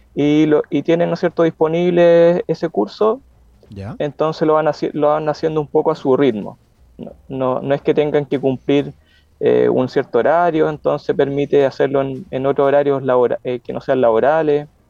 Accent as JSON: {"language": "Spanish", "town": "Concepción", "region": "Biobío", "country": "Chile", "said": "Yo soy de Conce"}